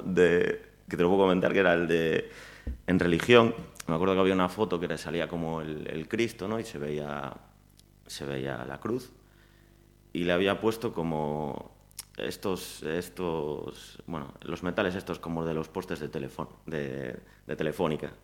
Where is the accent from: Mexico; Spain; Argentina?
Spain; Pontevedra, Galicia; nací en Pontevedra, viví hasta los dos años en Lérez Luego hasta los ocho en, un pueblecito aquí al lado